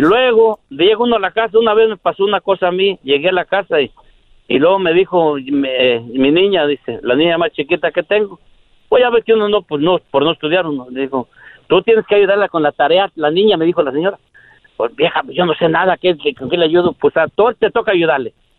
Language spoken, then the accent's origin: Spanish; Michoacán, Mexico; also born or lived in Yahualica, Jalisco; ahí crecimos